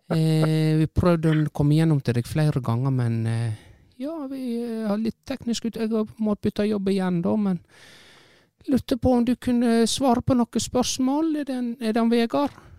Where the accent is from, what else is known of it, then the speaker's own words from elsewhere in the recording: Kinn, Vestland, Norway; jeg er jo vokst opp